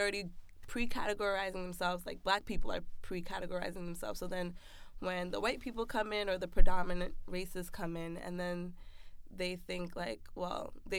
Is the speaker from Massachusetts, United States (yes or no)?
yes; Belchertown, Massachusetts, United States; I grew up in Belchertown, which is predominantly white